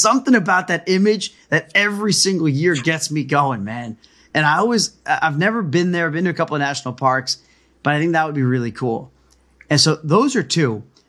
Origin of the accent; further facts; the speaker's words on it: United States; moved away; also born or lived in Connecticut / Cusco, Peru; I'm Indian, 'cause again, I, I grew up in New York and Connecticut